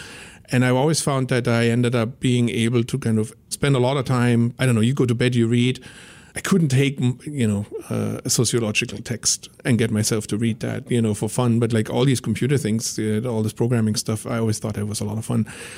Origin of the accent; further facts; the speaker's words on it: Germany; English is a second language; I ended up after school moving to Berlin. I'm originally from Germany, in case it wasn't like painfully obvious from the accent at this point.